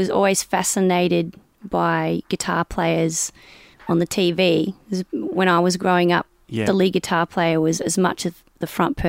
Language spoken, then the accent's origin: English; Melbourne, Victoria, Australia; also born or lived in Chewton, Victoria; I was born in Melbourne, and then when I was very young, my dad moved us to a town called Chewton, which is just outside of Castlemaine.